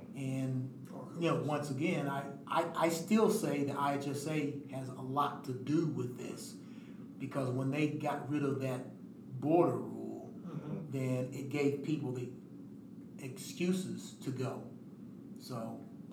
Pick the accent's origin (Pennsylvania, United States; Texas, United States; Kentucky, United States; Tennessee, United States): Kentucky, United States; Elizabethtown; now in Indianapolis, United States; I'm from Elizabethtown, E-Town.